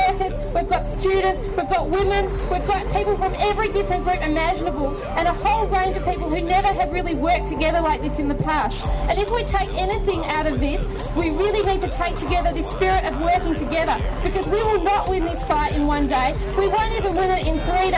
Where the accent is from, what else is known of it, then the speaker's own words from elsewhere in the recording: Australia; We are the Indigenous people here